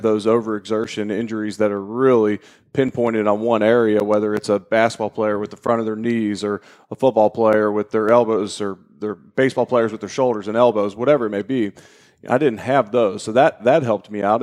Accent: Cincinnati, Ohio, United States; moved away as an adult; I'm originally from Cincinnati, Ohio. Grew up there

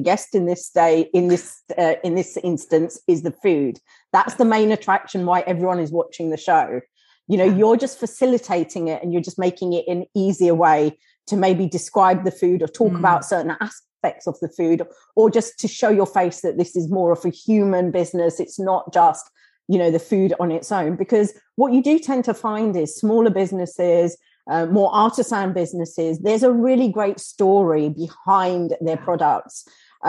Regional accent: Kenya; we're from Kenya.

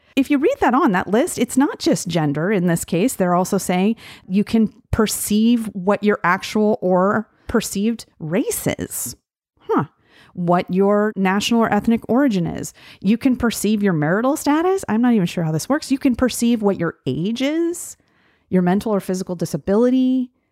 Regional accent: Gillette, Wyoming, United States; I grew up in Gillette, Wyoming

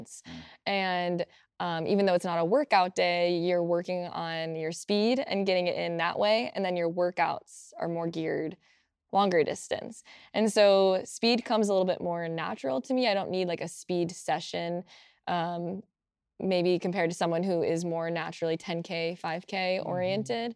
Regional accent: Apex, North Carolina, United States; moved away; I'm from Apex, North Carolina

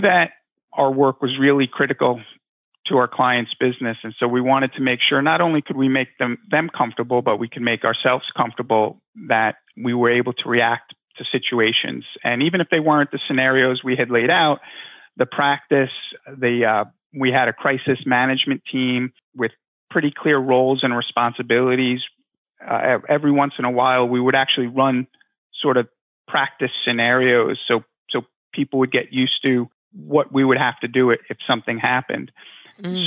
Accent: Long Island, New York, United States; I grew up in Long Island

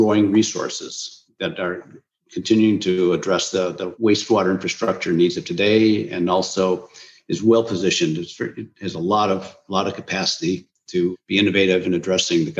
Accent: Minnesota, United States; growing up as a child in Minnesota, land of 10,000 lakes

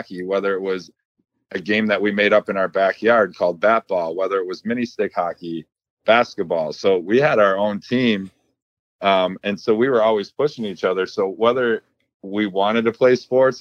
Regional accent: Buffalo, New York, United States; we were above average athletes for Buffalo, New York.

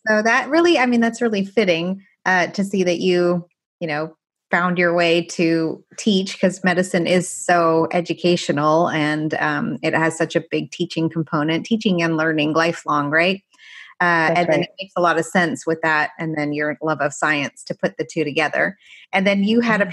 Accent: Canada; first language Farsi; English is a second language; moved away as an adult; also born or lived in Paris, France / Iran (ancestry); now in United States; after I was seven, we moved to Canada, and that's where I spent the rest of my life until medical school.

